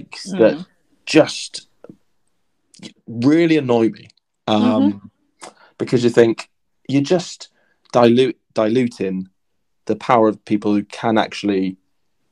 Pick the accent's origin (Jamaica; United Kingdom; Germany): United Kingdom; Pembrokeshire, Wales; I grew up in Pembrokeshire